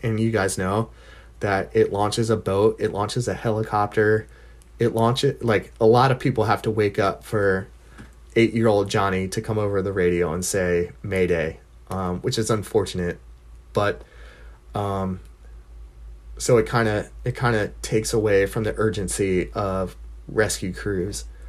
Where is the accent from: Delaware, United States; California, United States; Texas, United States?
Delaware, United States; from Delaware